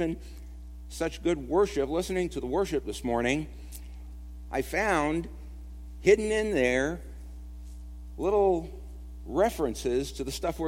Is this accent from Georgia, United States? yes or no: no; Brooklyn, New York, United States; also born or lived in California; Also, we moved here to Kentucky a couple of years ago from California, and prior to that, I'm originally from Brooklyn, but lived most of my life in California.